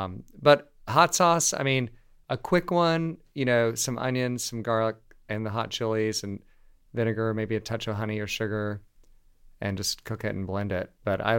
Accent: Savannah, Georgia, United States; I grew up in Savannah on the coast, and it's very indigenous to my upbringing

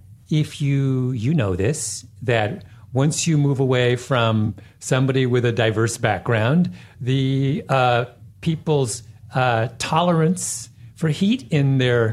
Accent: Jamaica; No, not that far. I'm a Jamaican.

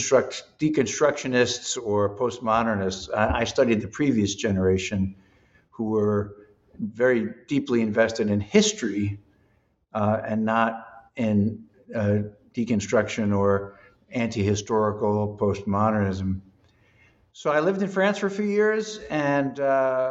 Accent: Long Island, New York, United States; I grew up on Long Island

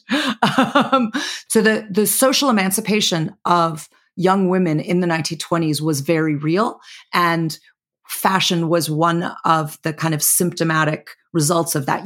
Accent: Chicago, Illinois, United States; Chicago, my hometown

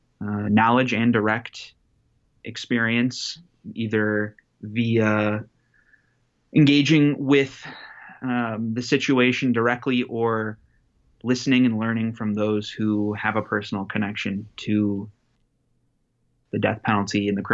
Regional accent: Illinois, United States; I grew up in Illinois, and I was in high school in 2011 when Illinois was debating abolishing the death penalty.

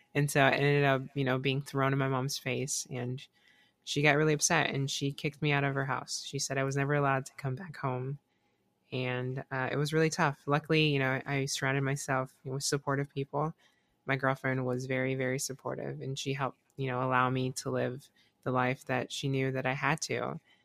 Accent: South Carolina, United States; now in Florida, United States; I, I grew up in South Carolina

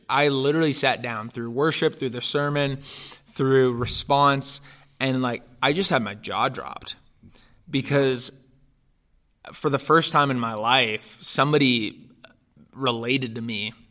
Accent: Northern California, United States; also born or lived in Romania; I was raised in Northern California, actually, and, uh, my family, uh, adopted me from Romania, uh, when I was almost two.

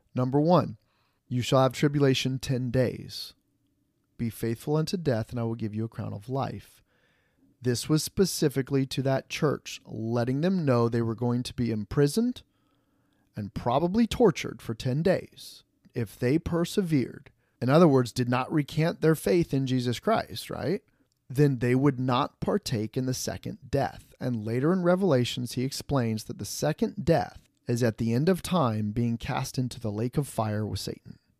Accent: Fort Wayne, Indiana, United States; moved away; my pastor where I grew up back in the Fort Wayne, Indiana

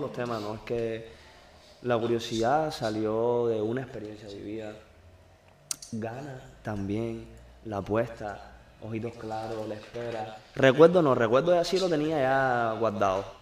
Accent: Cuba; soy cubano. Yo soy cubano

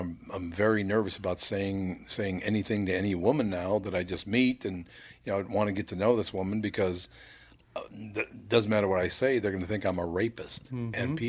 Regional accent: Minneapolis, Minnesota, United States; When I grew up in North Minneapolis

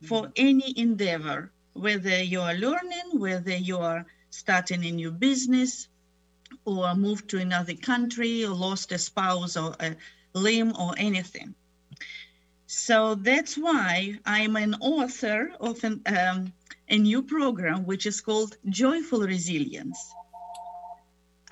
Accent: Ukraine; moved away as an adult; also born or lived in Germany / Moscow / Tennessee; now in United States; I was born in Germany, grew up in Ukraine, got my doctoral program in Moscow University and then the University of Tennessee

